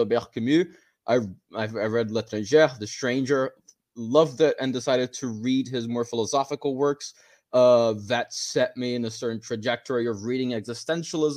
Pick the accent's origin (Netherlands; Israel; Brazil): Brazil; I'm not North American. I'm actually Brazilian. We don't really have a candidate like Ron Paul, or at least we didn't growing up, not that I noticed, back here in my home country